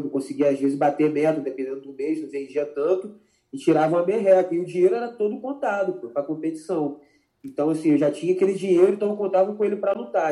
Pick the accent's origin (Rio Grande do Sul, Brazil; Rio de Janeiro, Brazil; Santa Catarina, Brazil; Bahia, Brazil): Rio de Janeiro, Brazil; Macaé; eu sou macaense da Gema, assim, eu gosto muito da minha cidade